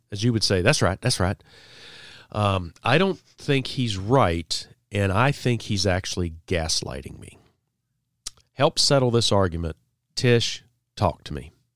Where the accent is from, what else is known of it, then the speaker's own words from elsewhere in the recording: Virginia, United States; I'm from Virginia.